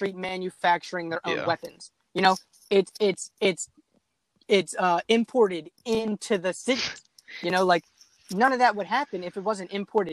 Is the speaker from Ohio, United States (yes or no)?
no; near Baltimore, Maryland, United States; I grew up like 45 minutes from Baltimore City. So Baltimore City is like my hometown